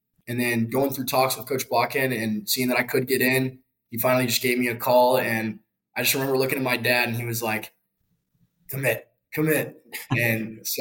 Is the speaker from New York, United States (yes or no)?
no; Dallas, Texas, United States; moved away as an adult; now in West Point, United States; I'm from Dallas, Texas. I'm a yuck here, a sophomore. And growing up in Dallas